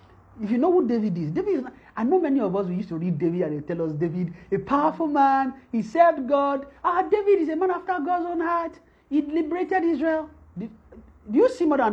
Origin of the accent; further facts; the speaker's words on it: Nigeria; moved away; when we are coming from Nigeria